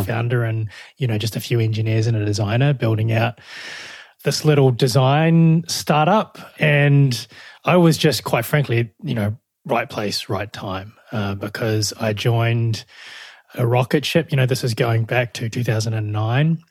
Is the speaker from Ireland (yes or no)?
no; New Zealand; moved away as an adult; also born or lived in Melbourne, Australia; now in Australia